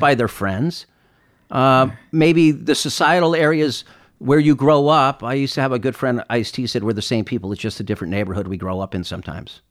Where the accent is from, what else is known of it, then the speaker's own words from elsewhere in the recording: Claremont, California, United States; growing up east of Los Angeles in a city called Claremont